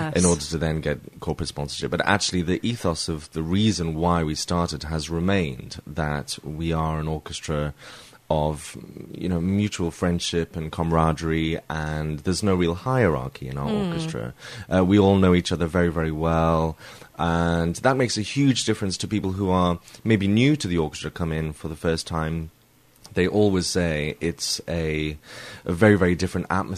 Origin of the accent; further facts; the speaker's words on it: Newcastle upon Tyne, North East England, United Kingdom; I'm a Geordie. I was brought up in Newcastle upon Tyne.